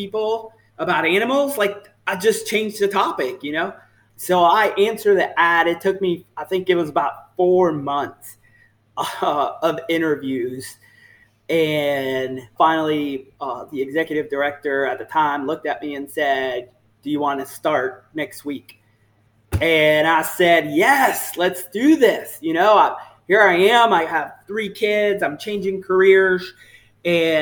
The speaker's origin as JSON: {"language": "English", "town": "Orlando", "region": "Florida", "country": "United States", "tie": "born or raised there", "also_born_or_lived": "San Juan, Puerto Rico / Texas", "accent": "Southern", "said": "We moved from the island from San Juan, Puerto Rico in 1991 to Orlando. I was a young buck, 11 years old, and this is home."}